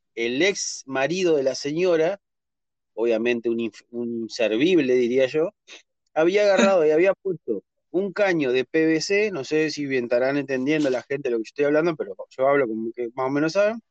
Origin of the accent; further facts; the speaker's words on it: Entre Ríos, Argentina; de Argentina soy